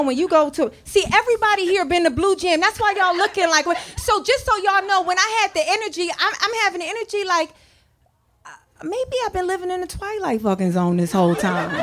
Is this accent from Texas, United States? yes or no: no; New York, United States; I'm born and raised in New York